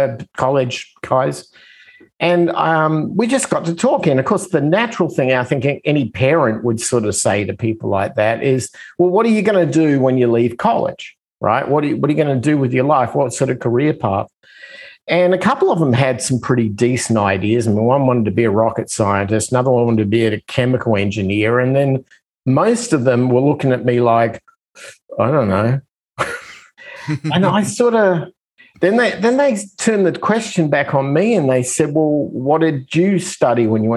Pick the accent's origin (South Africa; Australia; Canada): Australia; moved away as an adult; now in United States; I come from Australia. I come from the other side of the planet